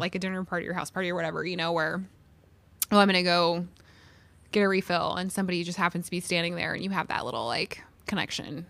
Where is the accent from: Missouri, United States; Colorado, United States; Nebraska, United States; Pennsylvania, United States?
Missouri, United States; St. Louis; moved away as an adult; also born or lived in Columbia, Missouri; now in Carbondale, United States; I'm from Saint Louis. I grew up in Saint Louis